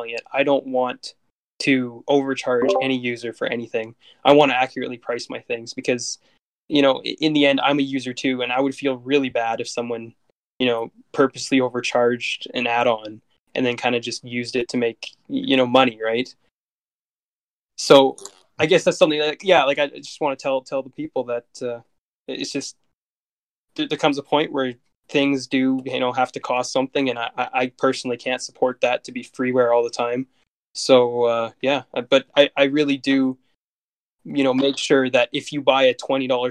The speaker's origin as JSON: {"language": "English", "town": "Calgary", "region": "Alberta", "country": "Canada", "tie": "born or raised there", "said": "my hometown airport"}